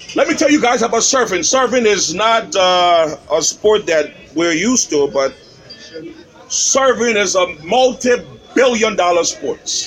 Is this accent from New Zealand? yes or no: no; Liberia; Where are you from? I say, Liberia